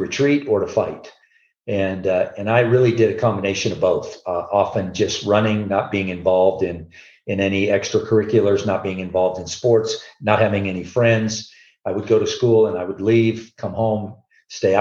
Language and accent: English; Southern California, United States; moved away as an adult; now in Colorado, United States; I'm born and raised in Southern California, been in Colorado now since 1981